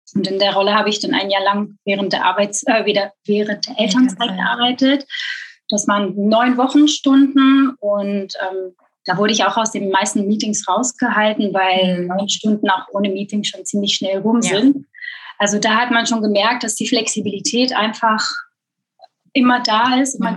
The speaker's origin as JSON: {"language": "German", "country": "Belgium", "tie": "born or raised there", "also_born_or_lived": "Hamburg area, Germany", "moved": "as an adult", "lives_now": "Germany", "said": "ich geboren und aufgewachsen bin in Belgien"}